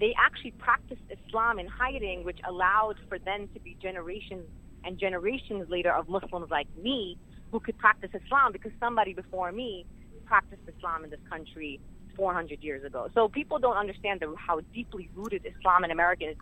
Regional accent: New York City, New York, United States; I grew up uh, actually born and raised in Sunset Park.

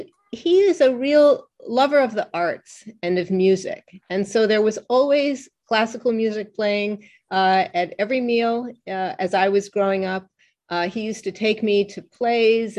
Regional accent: New York, United States; I was growing up on the Upper West Side of New York

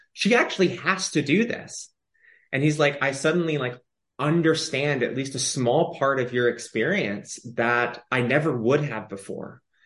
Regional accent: Austin, Texas, United States; now in Los Angeles, United States; I grew up in Austin, Texas

